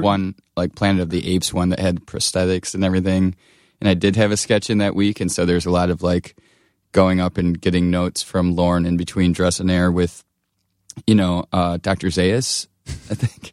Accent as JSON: {"language": "English", "town": "Blissfield", "region": "Michigan", "country": "United States", "tie": "born or raised there", "said": "I grew up in Michigan, uh, Southeast Michigan, near, it's called Blissfield"}